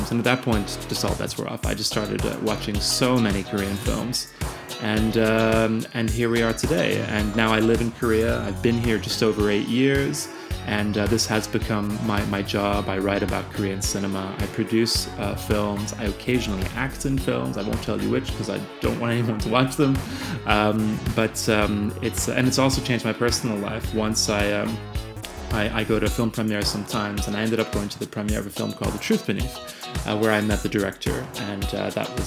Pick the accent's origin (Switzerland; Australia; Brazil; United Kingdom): Switzerland; also born or lived in Ireland; I went to boarding school uh, in Ireland. I lived in Switzerland, where I grew up, and I am originally from Ireland.